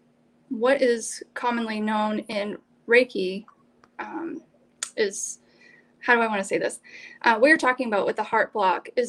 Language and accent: English; Maine, United States; also born or lived in Alaska; So I was born in Alaska and grew up first 5 years of my life with the Army and relocated to Maine when I was five and have lived here ever since